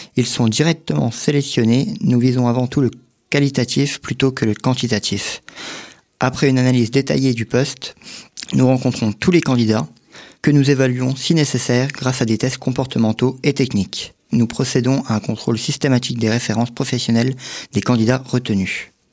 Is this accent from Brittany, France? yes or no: no; Vittel, Grand Est, France; born or raised there